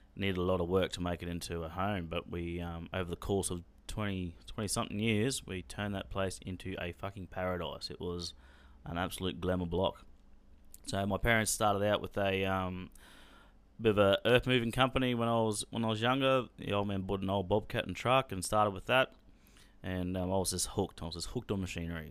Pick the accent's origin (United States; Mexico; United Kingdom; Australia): Australia; Townsville, Queensland; also born or lived in Cairns / Bowen / Mackay; I was born in Townsville in nineteen eighty-eight and then went to Cairns